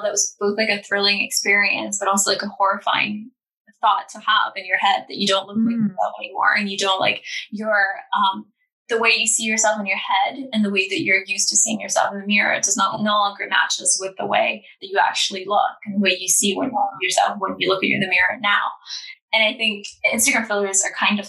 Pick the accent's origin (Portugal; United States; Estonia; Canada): Estonia; I'm not American. I'm Estonian.